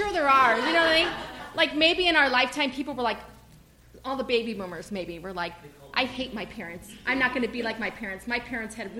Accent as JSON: {"language": "English", "town": "Chicago", "region": "Illinois", "country": "United States", "said": "I'm from Chicago"}